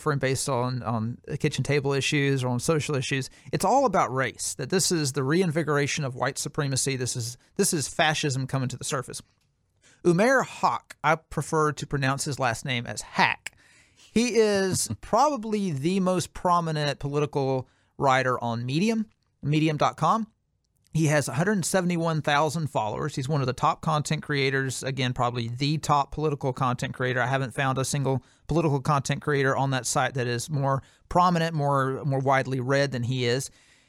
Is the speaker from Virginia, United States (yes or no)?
yes; Virginia, United States; I'm going to pepper this essay with my story about growing up in Virginia. It almost killed me. Before my parents brought me to Virginia, I was a bright, vivacious, funny, optimistic kid.